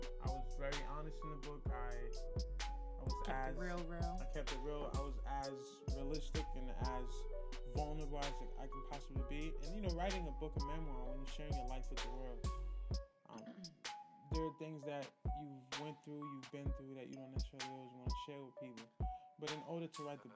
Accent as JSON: {"language": "English", "town": "New York City", "region": "New York", "country": "United States", "said": "we're from New York"}